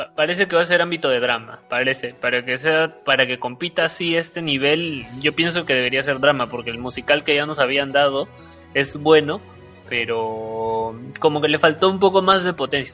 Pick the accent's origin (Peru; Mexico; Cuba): Peru; porque soy peruano, o sea, es una película por el cual este, mi país está compitiendo